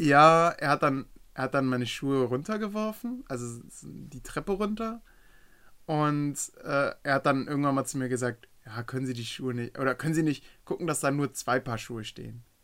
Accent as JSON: {"language": "German", "country": "Germany", "said": "ich bin Deutscher"}